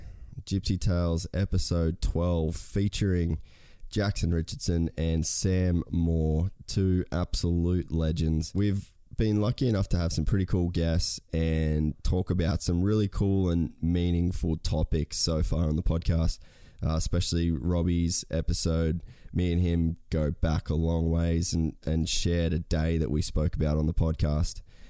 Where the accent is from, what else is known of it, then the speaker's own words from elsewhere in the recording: Australia; how being Aussie blokes, it's not something that you really talk about a lot.